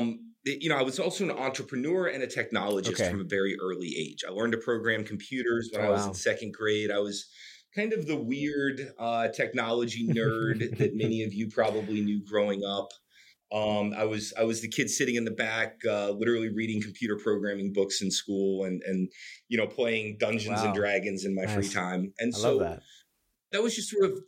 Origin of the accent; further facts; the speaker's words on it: North Carolina, United States; I grew up in North Carolina, which is in the southeast of the United States